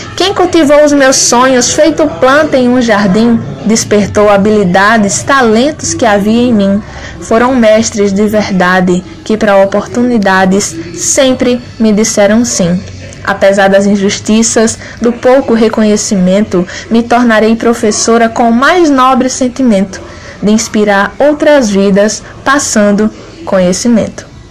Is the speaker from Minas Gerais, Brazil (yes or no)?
no; Nossa Senhora da Glória, Sergipe, Brazil; sou aqui de Nossa Senhora da Glória, Sergipe